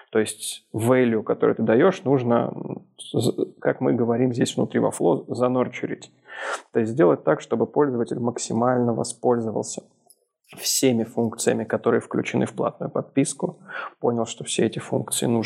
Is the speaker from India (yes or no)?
no; Minsk, Belarus; Я, как Ярик правильно сказал, из Минска. Но из Минска недавно я переехал из Москвы.